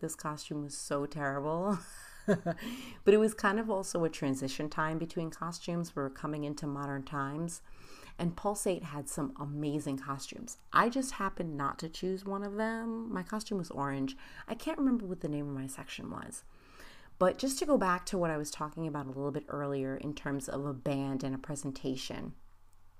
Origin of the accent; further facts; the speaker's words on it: United States; me being not just American, but Haitian American